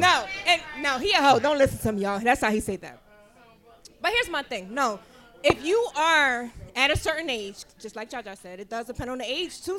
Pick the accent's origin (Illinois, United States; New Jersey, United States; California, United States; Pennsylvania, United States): Pennsylvania, United States; Philadelphia; I know I got a weird accent, but I'm born and raised in Philly